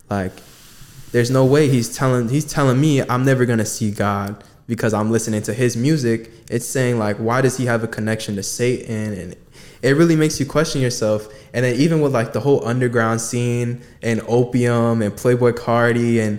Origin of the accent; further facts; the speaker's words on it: Jamaica; I'm Jamaican.